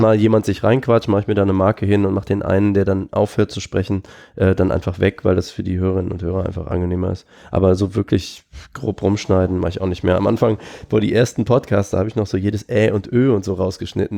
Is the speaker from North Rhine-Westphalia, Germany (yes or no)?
yes; Aachen, North Rhine-Westphalia, Germany; ich komme ja aus Aachen